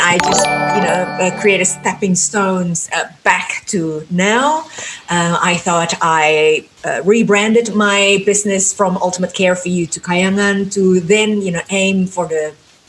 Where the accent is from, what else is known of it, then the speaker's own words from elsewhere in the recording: Jakarta, Indonesia; English is a second language; I came from Jakarta, which is in the island of Java, Indonesia.